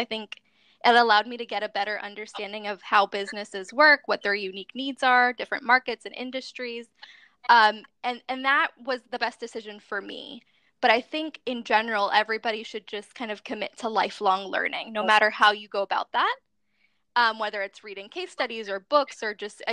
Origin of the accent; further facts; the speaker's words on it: Boston, Massachusetts, United States; also born or lived in Venezuela; I was raised here in the States in Boston